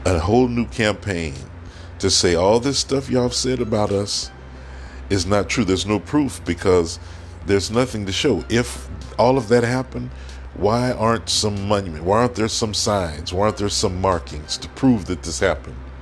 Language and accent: English; United States; accent: African American; I am African American.